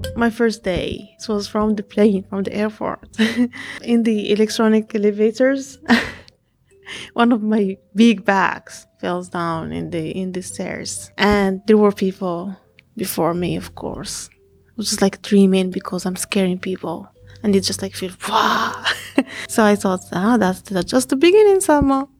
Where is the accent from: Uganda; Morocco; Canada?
Morocco; Fez, Fès-Meknès; English is a second language; moved away as an adult; now in Conway, United States; I'm from Morocco, from Fez City, and I'm here in South Carolina, Conway.